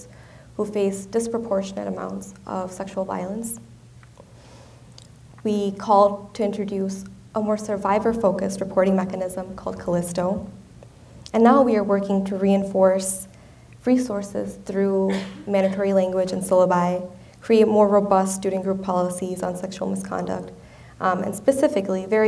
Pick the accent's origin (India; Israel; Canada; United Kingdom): India; moved away; my home country of India